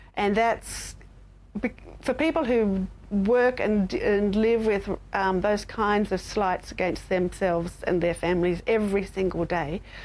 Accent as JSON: {"language": "English", "country": "Australia", "said": "as an Australian"}